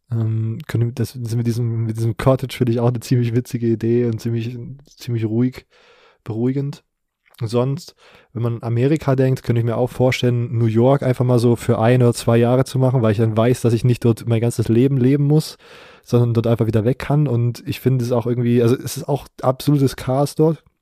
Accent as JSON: {"language": "German", "region": "Baden-Württemberg", "country": "Germany", "said": "Ich bin Schwabe."}